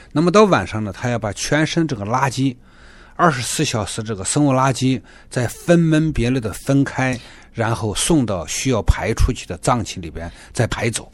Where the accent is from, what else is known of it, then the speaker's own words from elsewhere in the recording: China; moved away as an adult; now in Toronto, Canada; 我来自中国大陆。我们家庭里面是三代行医，我也是个老教友的家庭，我是第五代了。那么我来到多伦多呢，还是从事中医职业